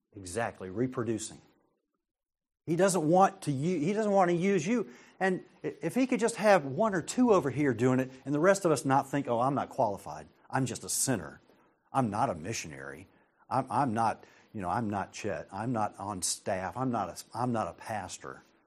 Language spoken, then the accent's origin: English; United States; I'm an American